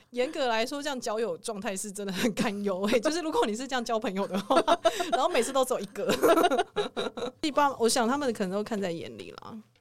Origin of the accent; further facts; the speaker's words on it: southern Taiwan, Taiwan; 我也是南部人